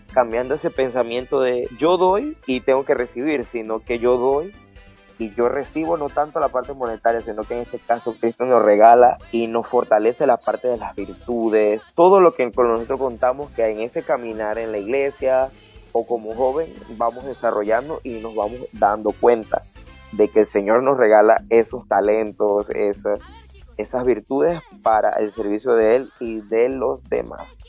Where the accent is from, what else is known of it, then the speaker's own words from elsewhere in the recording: Panama; nosotros los panameños